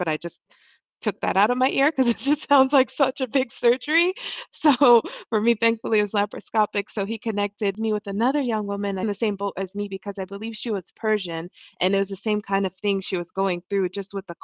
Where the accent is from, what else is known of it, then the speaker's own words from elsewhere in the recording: DR Congo; also born or lived in Ohio; now in New York, United States; I'm originally from Congo